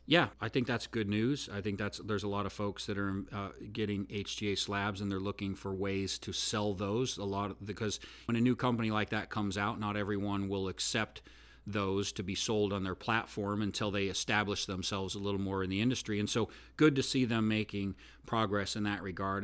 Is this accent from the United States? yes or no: yes; Oregon, United States; moved away as an adult; now in Nashville, United States; Actually, I'm not really from Oregon, but I grew up in Oregon, so I'm an Oregonian. But now I've lived in Nashville